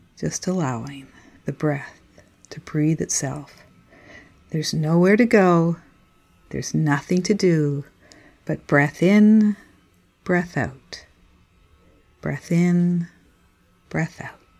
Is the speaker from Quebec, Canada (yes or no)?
yes; Montreal, Quebec, Canada; moved away; also born or lived in Cape Breton Island; I grew up in Montreal